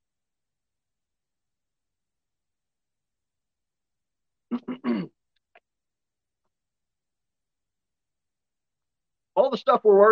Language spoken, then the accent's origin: English; United States; we're American